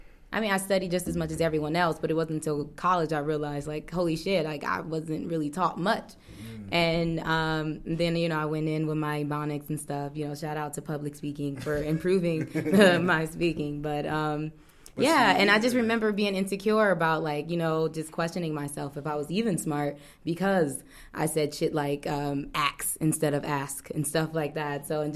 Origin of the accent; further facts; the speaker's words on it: Compton, California, United States; I grew up mainly in Compton, California. Shout out Compton. Shout out LA. So I graduated from Washington Prep in LA, and I went to Orange County, which was Fullerton